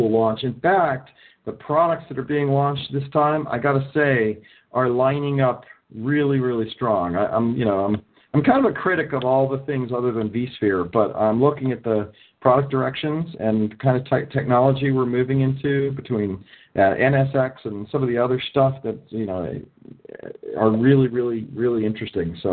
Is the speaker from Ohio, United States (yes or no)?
yes; Ohio, United States; now in California, United States; I'm from Ohio. I grew up in Ohio, moved to California.